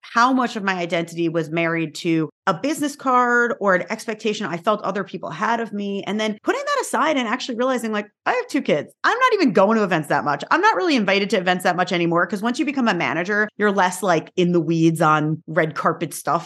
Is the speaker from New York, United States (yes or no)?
yes; New York, United States; I am from New York